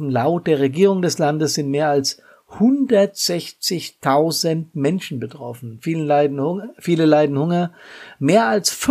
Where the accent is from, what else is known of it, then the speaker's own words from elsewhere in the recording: Hesse, Germany; hier im Rhein-Main-Gebiet, in meiner Heimat, um Frankfurt rum, äh, ganz oft in dieser Zeit um die 40 Grad lagen. Das ist eigentlich was, was ich aus meiner Kindheit, aus den 60er, 70er Jahren überhaupt nicht kenne.